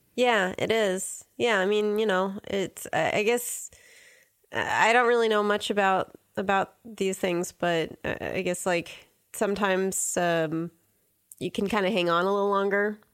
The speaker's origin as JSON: {"language": "English", "region": "Southern California", "country": "United States", "tie": "born or raised there", "said": "growing up in Southern California"}